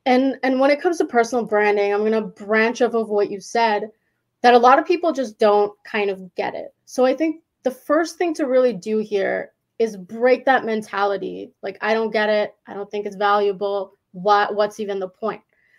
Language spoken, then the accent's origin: English; Winnipeg, Manitoba, Canada; because I'm from Winnipeg, which is like the smallest city in Canada. It's in Manitoba.